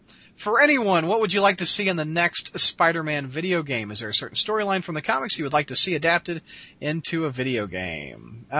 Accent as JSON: {"language": "English", "town": "St. Louis", "region": "Missouri", "country": "United States", "tie": "born or raised there", "lives_now": "Joplin, United States", "said": "I live in Joplin, Missouri, so I'm on the complete opposite side of the state from you. But yes, I grew up in the St. Louis area"}